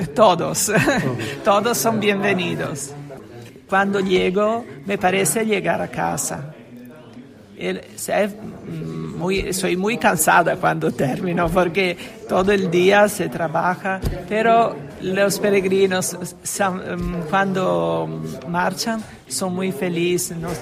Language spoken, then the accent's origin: Spanish; Genoa, Liguria, Italy; Spanish is a second language; Soy de Génova, Italia.